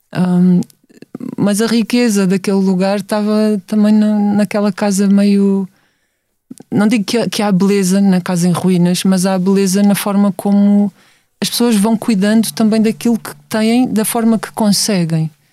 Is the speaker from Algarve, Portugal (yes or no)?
no; Setúbal, Portugal; Eu venho de Setúbal, sempre vivi lá